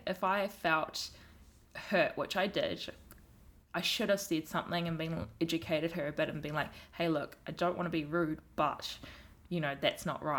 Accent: New Zealand; accent: strong New Zealand accents; I've been brought up here, I belong here

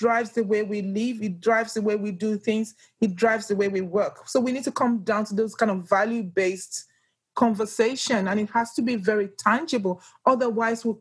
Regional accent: Nigeria; English is a second language; moved away as an adult; now in Australia; I'm originally from Nigeria

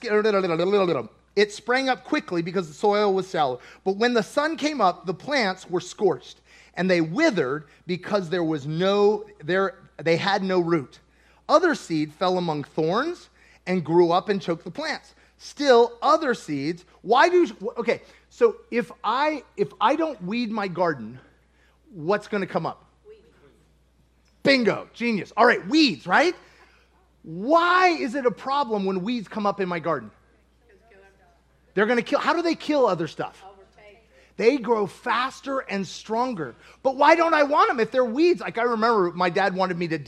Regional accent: Kentucky, United States; I'm from Kentucky, and we have a new season of rocks in our fields every year.

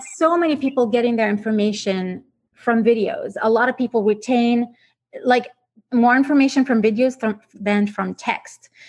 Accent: Iraq; English is a second language; moved away as an adult; also born or lived in Vancouver, Canada; now in Canada; I grew up in Iraq, so I spent uh, the majority of my time um, as a child over there

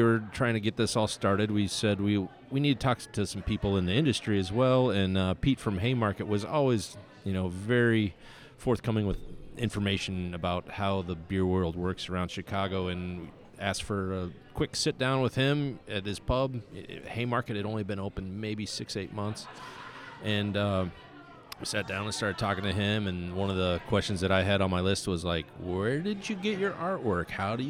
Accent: Bulgaria; English is a second language; now in Russia; I live in Russia, and I'm from Bulgaria, and I, can speak and type English, no problem

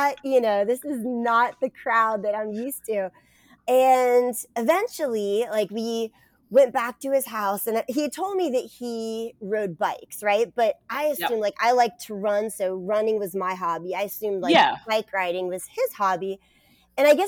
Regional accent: Northern Virginia, United States; moved away; also born or lived in Greenville, North Carolina; I came from Northern Virginia.

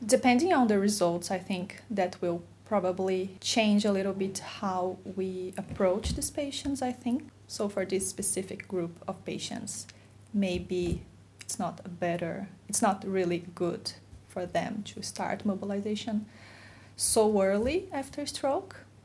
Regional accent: Brazil; moved away; I'm from Brazil

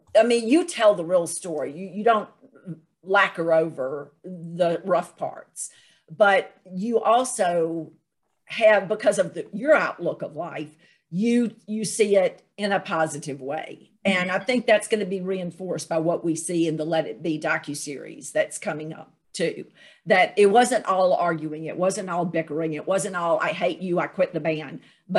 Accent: Louisiana, United States; I'm from Louisiana.

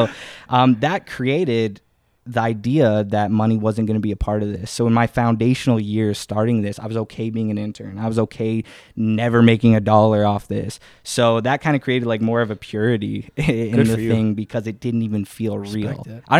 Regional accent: Winnipeg, Manitoba, Canada; I grew up in Winnipeg.

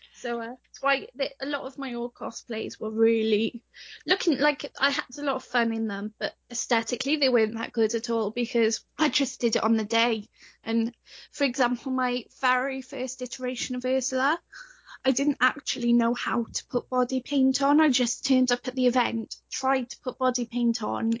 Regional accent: Wales, United Kingdom; I'm from Wales, so uh, I sound quite British

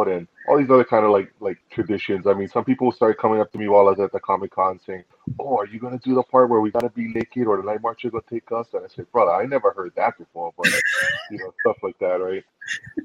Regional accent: Hawaii, United States; being Hawaiian

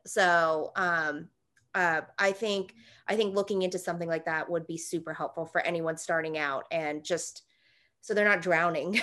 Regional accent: Atlanta, Georgia, United States; I wasn't born here, but I was raised here. I went to Georgia State in Atlanta, so I'm from Atlanta

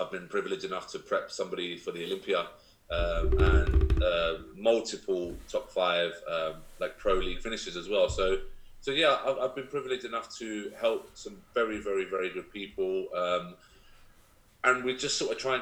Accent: London, United Kingdom; moved away as an adult; also born or lived in Essex; now in Kent, United Kingdom; I'm born and bred in London, then moved to Essex, and then I moved to Kent to actually open this gym.

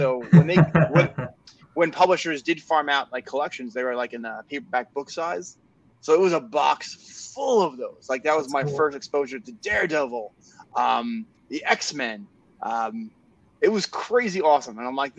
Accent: East Islip, New York, United States; I'm from Long Island, by the way. In East Islip, I was living in an apartment complex

